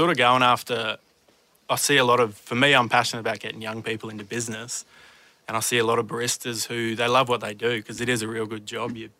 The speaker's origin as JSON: {"language": "English", "region": "Queensland", "country": "Australia", "said": "I'm from Queensland"}